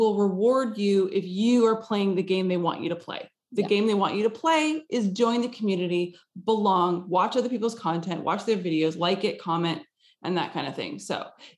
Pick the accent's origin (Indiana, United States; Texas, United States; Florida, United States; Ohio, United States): Texas, United States; now in Los Angeles, United States; I grew up in Texas and I live in Los Angeles.